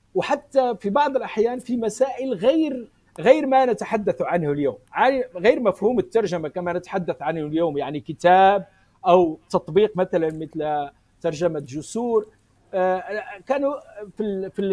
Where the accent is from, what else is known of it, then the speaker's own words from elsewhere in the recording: Morocco; also born or lived in Spain; انا من المغرب ولكني درست في اسبانيا مده